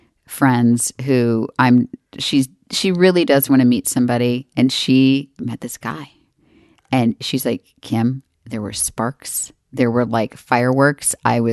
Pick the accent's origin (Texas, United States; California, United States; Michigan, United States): Texas, United States; I'm from Texas.